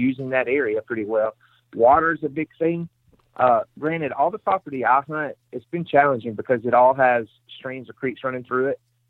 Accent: Mississippi, United States; I'm from Mississippi, so anything over 150 is huge.

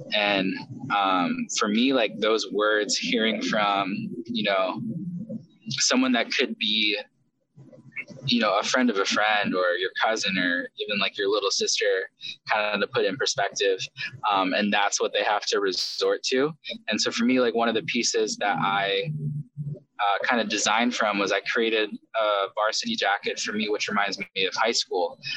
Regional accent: United States; also born or lived in South Korea; I grew up here in America starting at the age of five

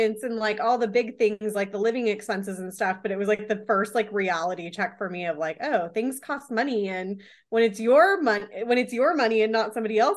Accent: Washington, United States; now in California, United States; Growing up in Washington

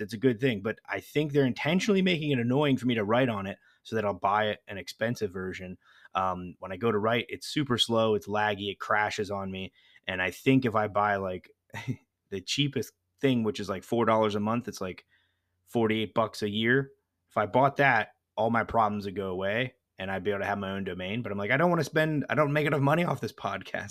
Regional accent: United States; I'm American

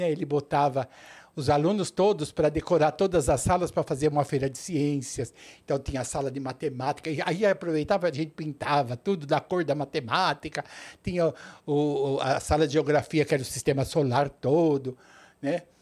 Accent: São Paulo, Brazil; born there; Em São Paulo.

